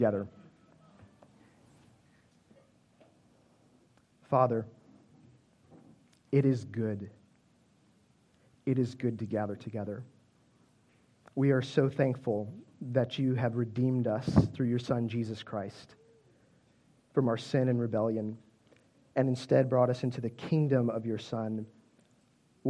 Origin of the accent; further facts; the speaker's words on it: Chicago, Illinois, United States; Growing up, I grew up in Chicago